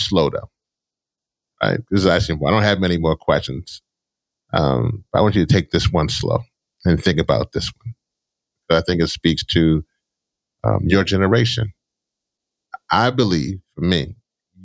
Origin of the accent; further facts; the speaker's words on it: Louisiana, United States; I'm from Louisiana